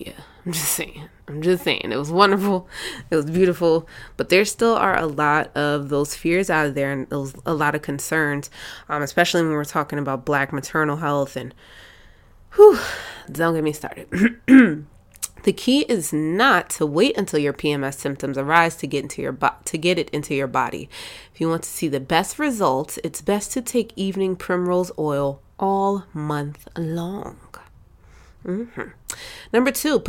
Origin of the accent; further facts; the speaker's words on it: Jamaica; I'm Jamaican